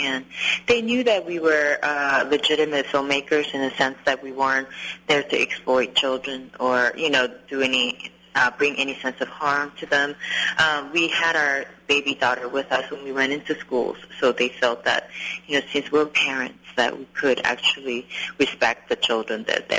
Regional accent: Los Angeles, California, United States; I started just writing a small story about a teenager growing up, an immigrant, you know, a girl growing up in Los Angeles, just based on my own experience.

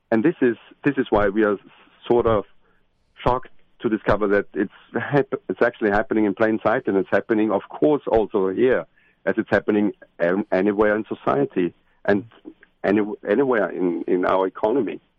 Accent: Austria; I'm from Austria at this in the center of Europe

